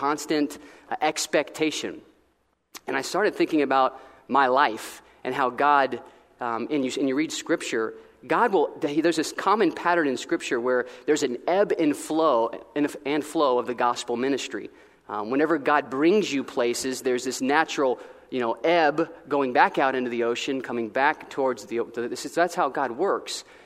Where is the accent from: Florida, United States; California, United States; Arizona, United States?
Florida, United States; moved away as an adult; now in Columbus, Ohio, United States; I grew up in Florida, and about a 40-minute drive from the Daytona Beach, Florida.